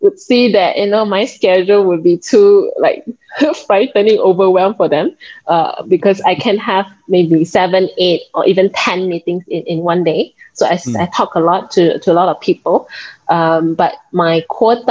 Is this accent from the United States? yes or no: no; Penang, Malaysia; I'm actually from Penang. So it's an island north side of Malaysia